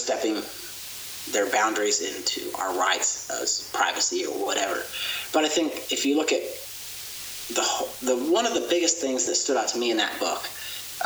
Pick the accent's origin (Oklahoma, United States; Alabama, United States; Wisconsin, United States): Oklahoma, United States; I grew up in Oklahoma, a Bible Belt Christian, went to church every Sunday